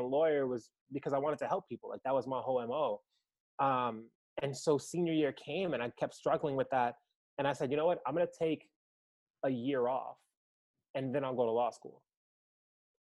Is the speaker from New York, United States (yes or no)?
yes; New York City, New York, United States; moved away as an adult; now in Worcester, United States; I'm from New York City, New York. Born and raised in Manhattan. Upper West Side